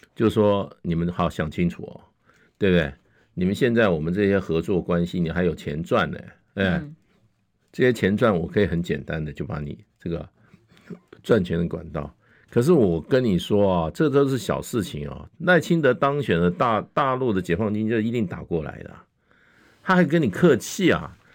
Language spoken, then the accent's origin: Chinese; Taiwan; 然后让我们台湾人有比较长的时间去思考